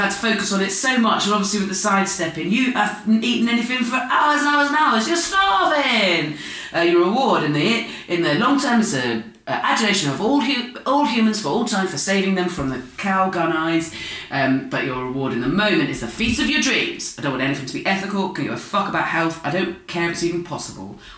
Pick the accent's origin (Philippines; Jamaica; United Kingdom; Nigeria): United Kingdom; Dorset, South West England; I'm from Dorset, and uh, nearby is a place called Portland or Weymouth